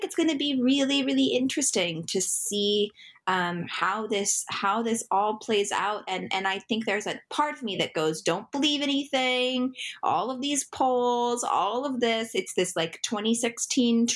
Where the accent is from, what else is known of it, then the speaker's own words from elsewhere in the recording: Utah, United States; I'm from Utah, which is another kind of funky state in this situation